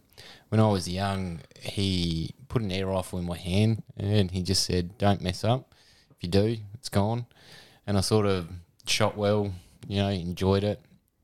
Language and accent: English; Adelaide, South Australia, Australia; And Radelaide. {S0} Radelaide? {S1} Yeah, good old {S0} Born and bred. {S1} Yeah. Unfortunately.